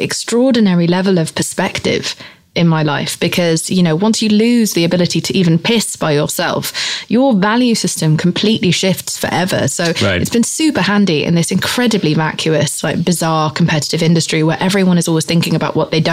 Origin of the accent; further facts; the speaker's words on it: England, United Kingdom; moved away; I grew up in England